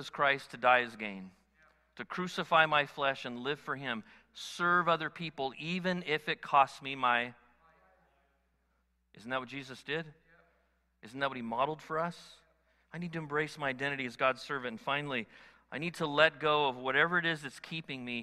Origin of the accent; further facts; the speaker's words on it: United States; I'm an American